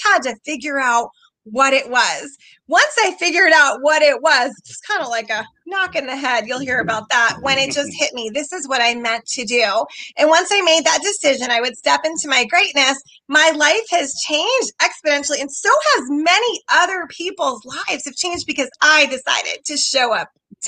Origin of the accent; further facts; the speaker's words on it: New York, United States; born there; also born or lived in Seattle / Atlanta / Pennsylvania / Rhode Island; I was born in New York, okay. in Long Island. Yeah. And I lived in New York City. I've lived in Seattle, Atlanta, Pennsylvania, Rhode Island, Connecticut, and here in Maryland.